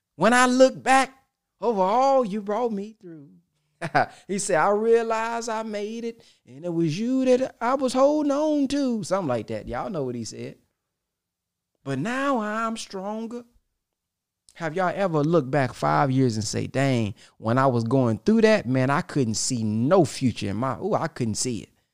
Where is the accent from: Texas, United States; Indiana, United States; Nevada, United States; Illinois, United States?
Texas, United States; I'm from Texas